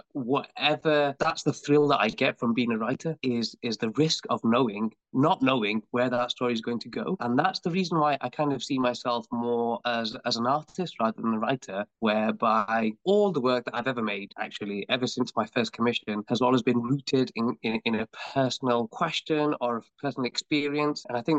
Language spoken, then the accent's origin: English; United Kingdom; born there; as a British born artist, there's so much more I have to offer